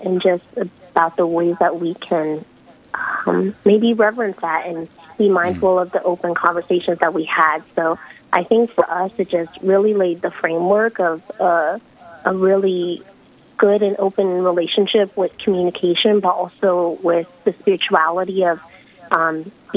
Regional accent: Florida, United States; I'm originally from Florida

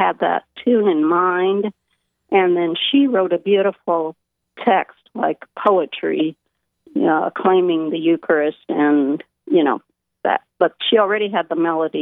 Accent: Burlington, Iowa, United States; I am from Burlington, Iowa, and here in Burlington, I'm the wife of Stan Mahoney

